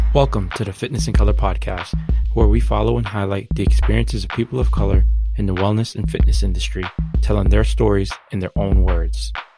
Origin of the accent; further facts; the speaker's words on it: Boston, Massachusetts, United States; born and raised in Boston, Massachusetts